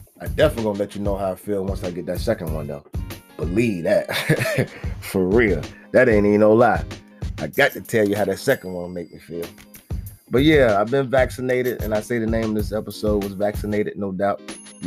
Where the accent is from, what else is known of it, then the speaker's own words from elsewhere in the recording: Virginia, United States; my home state, VA.